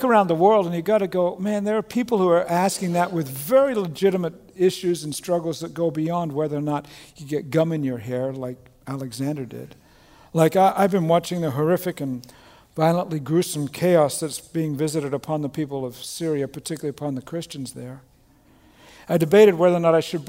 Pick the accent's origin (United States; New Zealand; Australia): Australia; moved away; I was born and raised in Australia